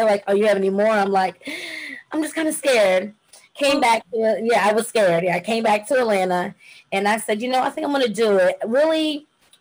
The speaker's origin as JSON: {"language": "English", "country": "Jamaica", "said": "I'm Jamaican, by the way, so I'm very much into being a bush girl."}